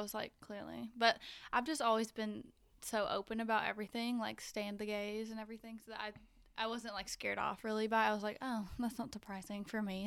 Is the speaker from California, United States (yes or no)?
no; Conway, Arkansas, United States; moved away as an adult; also born or lived in Fayetteville, Arkansas; now in Denver, United States; I grew up in Conway, but then I lived in Fayetteville, which, you know, now that I live in Denver